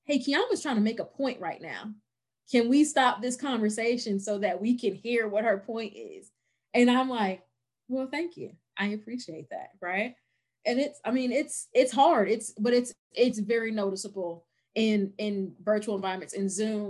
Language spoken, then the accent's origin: English; Virginia, United States; Virginia. I live in Central Virginia, like right outside of Charlottesville